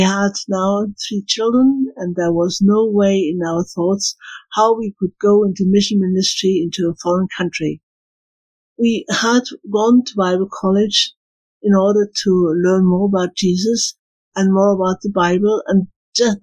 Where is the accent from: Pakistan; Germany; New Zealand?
Germany; Bremen; moved away as an adult; also born or lived in Ecuador; now in Scotland; we moved to Bremen, my hometown, where this church was